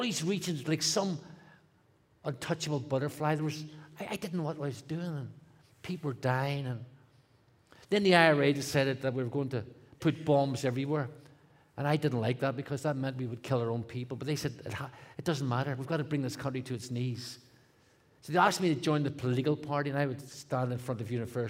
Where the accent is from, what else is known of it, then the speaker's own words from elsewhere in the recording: Belfast, Northern Ireland, United Kingdom; I grew up in Belfast, Northern Ireland